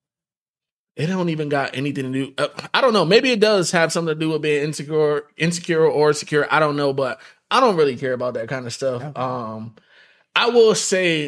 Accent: Buffalo, New York, United States; I'm from Buffalo

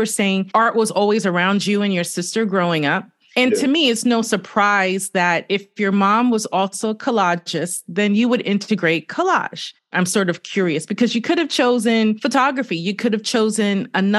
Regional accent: New York City, New York, United States; Born and raised in Brooklyn

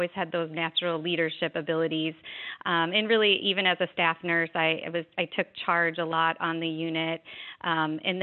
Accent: Chicago, Illinois, United States; moved away as an adult; also born or lived in South Florida; now in Fort Lauderdale, United States; I grew up in Illinois, in Chicago, in fact

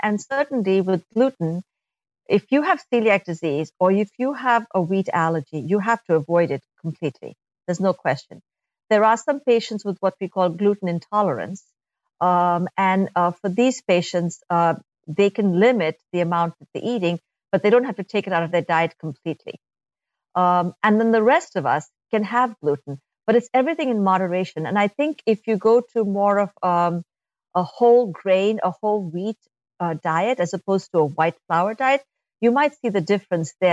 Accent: India; moved away; I'm, I'm from India uh, originally

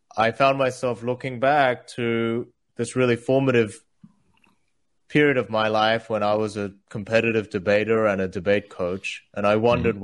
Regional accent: Australia; English is a second language; also born or lived in South Korea; I moved from South Korea, where I was born, to Australia when I was eight

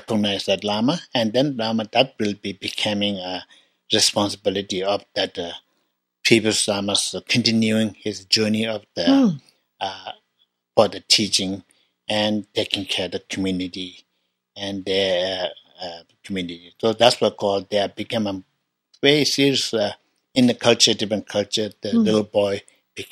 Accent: Tibet, China; I was born in Tibet 1954

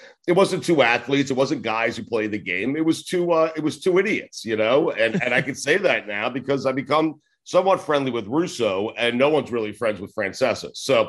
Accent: New York, United States; now in South Florida, United States; where I grew up in New York

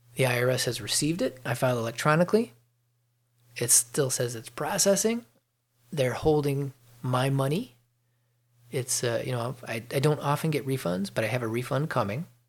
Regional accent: Chicago, Illinois, United States; moved away as an adult; now in Georgia, United States; I'm from Chicago, and I, you know I keep paying attention to the news in Chicago. So I read the Chicago Tribune and I watch uh, things that come across the regular news uh, for my hometown area because I, you know, I grew up there

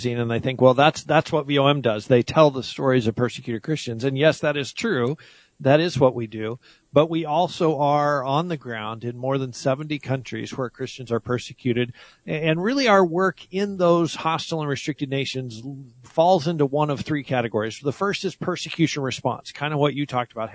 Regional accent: United States; I was born in the United States

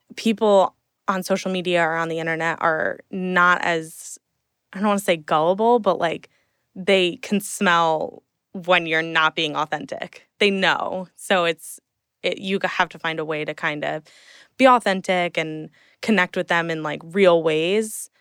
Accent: Hunterdon County, central New Jersey, United States; moved away as an adult; now in New York City, United States; grew up in New Jersey my whole life, um, in, well, central Jersey.

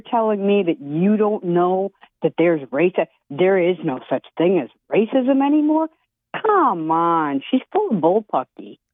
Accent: Madison, Wisconsin, United States; now in New Orleans, United States; I grew up in Madison, Wisconsin

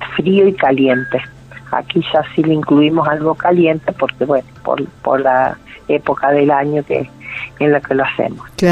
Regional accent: Córdoba, Argentina; moved away; Nosotros somos una familia de Córdoba

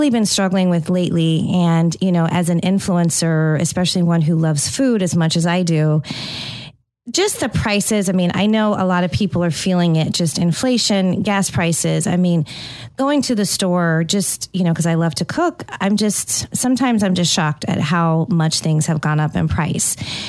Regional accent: California, United States; moved away; also born or lived in Tampa, Florida; growing up in California, I spent all my time at Starbucks, especially in high school

